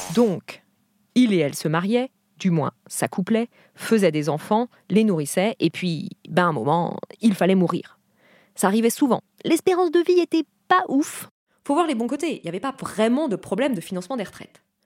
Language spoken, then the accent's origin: French; Brittany, France; j'ai grandi en Bretagne